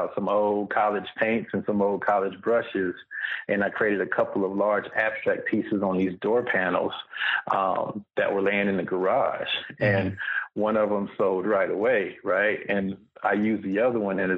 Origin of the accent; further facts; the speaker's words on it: Fontana, California, United States; also born or lived in Inland Empire / Los Angeles / Long Beach / Memphis, Tennessee; Born and raised in Southern California, in a place called Fontana, right over by San Bernardino